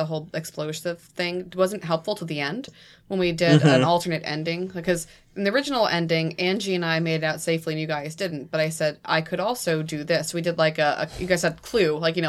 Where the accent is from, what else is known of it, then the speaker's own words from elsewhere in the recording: New England, United States; I'm from New England.